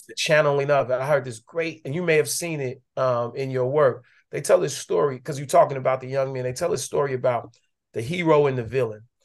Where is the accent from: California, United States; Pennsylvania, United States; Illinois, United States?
Illinois, United States; Chicago; moved away; also born or lived in Atlanta; I was growing up on the West Side.